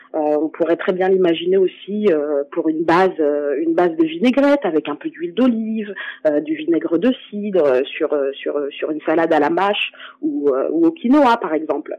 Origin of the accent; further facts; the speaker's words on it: France; en tant que française